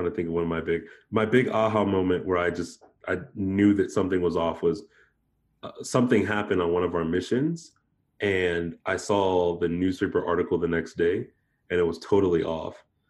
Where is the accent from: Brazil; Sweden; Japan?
Japan; being that I grew up in Japan, I've always been spiritual.